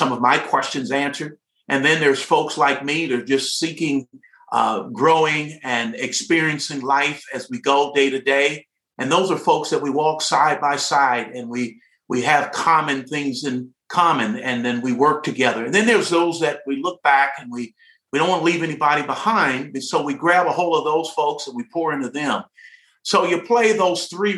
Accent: Detroit, Michigan, United States; I'm a product of Detroit, Michigan, of the city of Detroit, and attended school there at a great high school, Cass Technical High

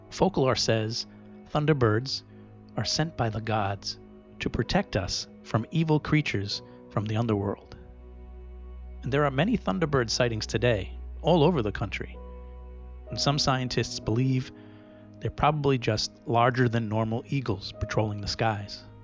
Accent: Rehoboth, Massachusetts, United States; There are two popular urban legends that most of us knew growing up near Rehoboth, Massachusetts.

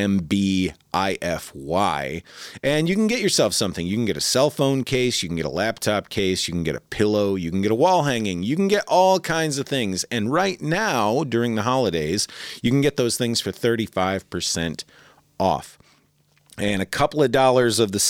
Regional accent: Midwest, United States; moved away; also born or lived in Denver; I'm originally from the Midwest.

